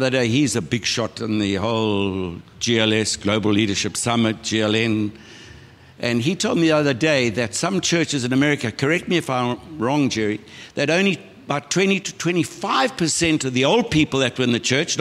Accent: Umhlali, KwaZulu-Natal, South Africa; Yvonne and I were born and brought up on the North Coast, a little place called Umhlali.

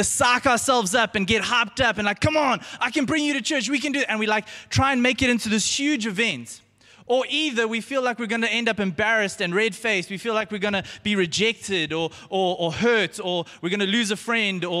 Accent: Pinetown, KwaZulu-Natal, South Africa; I grew up in Pinetown, and I went to Benjamin Pine Primary

